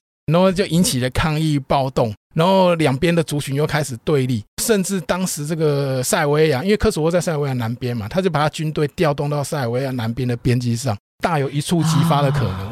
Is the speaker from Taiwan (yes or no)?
yes; Taiwan; 我们台湾人